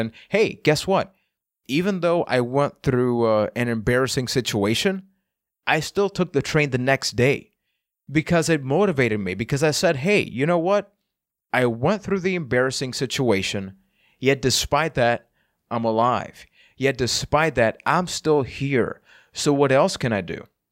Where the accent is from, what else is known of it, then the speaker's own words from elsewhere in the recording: Puerto Rico; I am from Puerto Rico